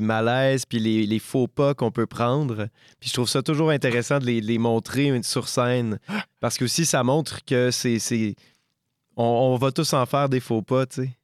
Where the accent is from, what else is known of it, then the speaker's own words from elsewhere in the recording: Quebec, Canada; chez nous au Québec